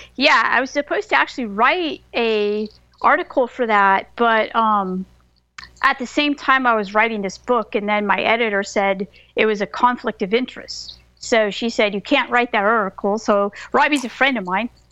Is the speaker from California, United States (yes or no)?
yes; California, United States; also born or lived in Bay Area, California / Folsom Lake, California; now in Southern United States; I'm a professor of religion, and I grew up in California